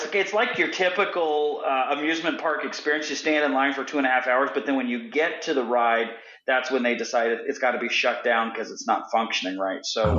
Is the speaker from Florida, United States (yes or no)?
yes; Florida, United States; now in Indiana, United States; I grew up in Florida, so I'm all about being out in the sunshine. Yeah. And working on the tan. But living in Indiana